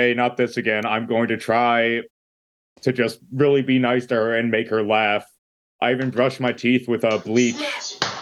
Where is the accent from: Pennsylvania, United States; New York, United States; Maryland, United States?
Pennsylvania, United States; I'm not from Utah. I'm from Pennsylvania.